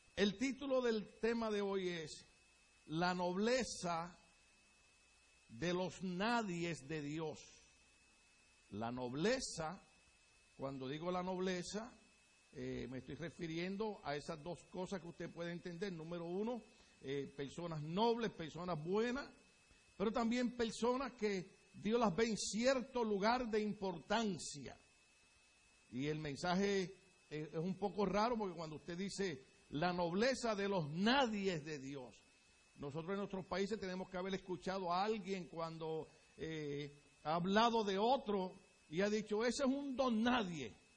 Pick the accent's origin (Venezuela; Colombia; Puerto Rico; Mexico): Puerto Rico; moved away as an adult; now in United States; Pero en mi país, les repito, dirían, ay bendito